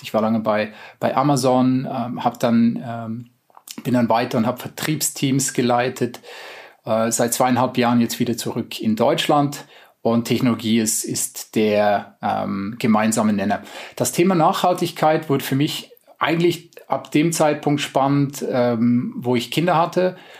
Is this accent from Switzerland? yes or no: yes; Switzerland; also born or lived in United States; now in Germany; Ich bin selber Schweizer